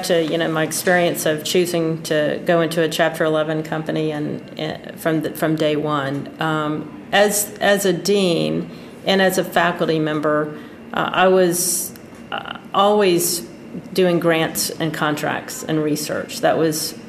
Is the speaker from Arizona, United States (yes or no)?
no; Pensacola, Florida, United States; I love Pensacola. I love my hometown